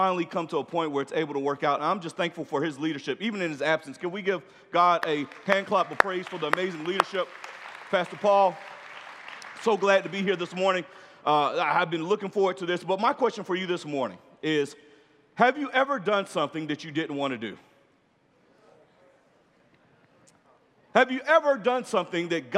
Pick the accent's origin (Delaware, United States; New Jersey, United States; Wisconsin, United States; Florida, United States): Florida, United States; Orlando; I'm from Orlando